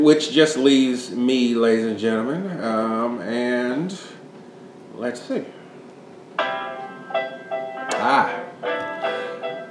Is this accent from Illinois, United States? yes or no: yes; Chicago, Illinois, United States; born or raised there